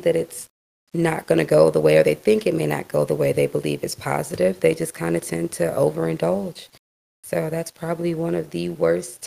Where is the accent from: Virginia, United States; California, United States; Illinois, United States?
Virginia, United States; also born or lived in Houston, Texas; I'm originally from Houston, Texas, but I was raised in Virginia